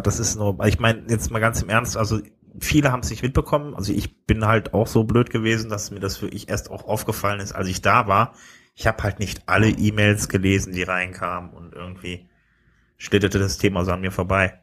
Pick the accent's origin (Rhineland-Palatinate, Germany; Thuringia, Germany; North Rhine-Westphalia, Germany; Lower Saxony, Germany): North Rhine-Westphalia, Germany; Wuppertal; also born or lived in Düsseldorf; eigentlich bin ich ja geboren in Wuppertal